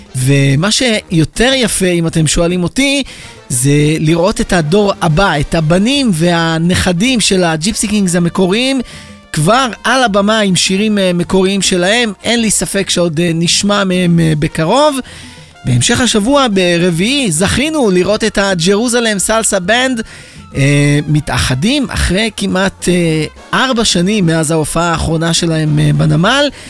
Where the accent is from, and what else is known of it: Israel